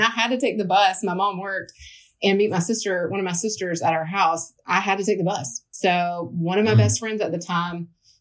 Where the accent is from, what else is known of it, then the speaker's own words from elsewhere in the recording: Alabama, United States; now in Charlotte, United States; I grew up in Alabama.